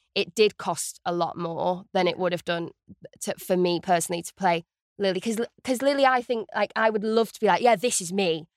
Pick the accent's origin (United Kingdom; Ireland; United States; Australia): United Kingdom; Stockport, North West England; I am from Stockport in the northwest of England